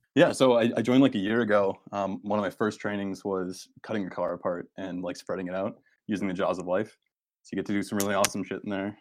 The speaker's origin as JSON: {"language": "English", "region": "Northern Maine", "country": "United States", "also_born_or_lived": "Boston area", "moved": "yes", "said": "I'm from Northern Maine"}